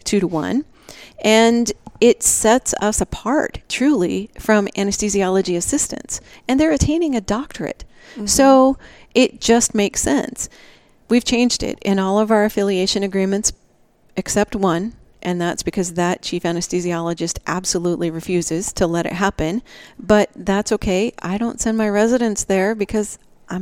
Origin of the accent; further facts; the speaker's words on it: Nebraska, United States; moved away as an adult; also born or lived in Maine; now in Tucson, United States; I grew up in Nebraska